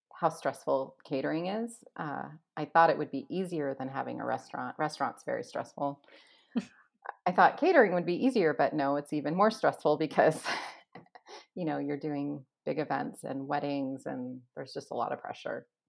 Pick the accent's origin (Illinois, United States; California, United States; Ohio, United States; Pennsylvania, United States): California, United States; Los Angeles; now in Washington State, United States; I grew up in Los Angeles.